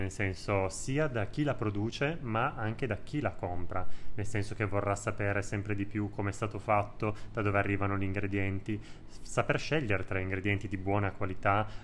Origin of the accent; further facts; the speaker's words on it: Piedmont, Italy; Allora, da buon piemontese con tantissimi tuorli